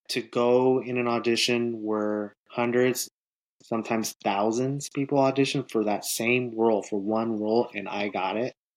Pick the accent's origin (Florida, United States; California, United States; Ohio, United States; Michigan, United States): California, United States; Northern; moved away as an adult; also born or lived in Los Angeles; now in Atlanta, United States; So, I'm originally from Northern California. I'm originally from the 209